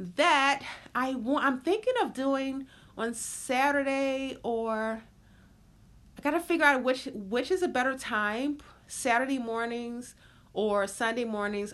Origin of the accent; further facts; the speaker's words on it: the South, United States; growing up in the South and just, um, just everything about a ch, being a child in the South